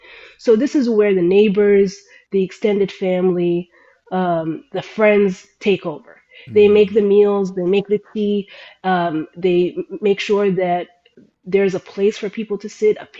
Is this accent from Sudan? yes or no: yes; Sudan; accent: Sudanese; I can't communicate with other Arabic speakers, you know, from the Middle East, because my accent is so Sudanese. I speak a Sudanese dialect that is dying out, essentially, is what I found out.